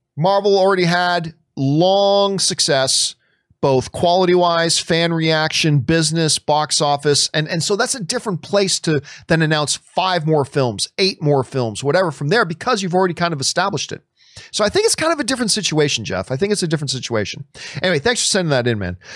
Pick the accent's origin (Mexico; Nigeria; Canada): Canada; moved away; I'm very, very proud of my Italian heritage, and I very much enjoy this country that I live in right now